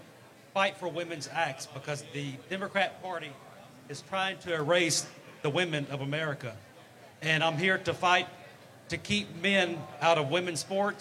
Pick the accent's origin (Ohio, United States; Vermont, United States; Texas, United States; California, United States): Texas, United States; Beaumont; … from Beaumont, Texas.